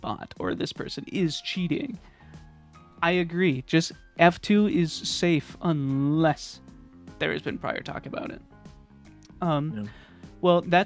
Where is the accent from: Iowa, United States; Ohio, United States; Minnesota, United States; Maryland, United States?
Minnesota, United States; I'm from Minnesota. I'm in the Midwest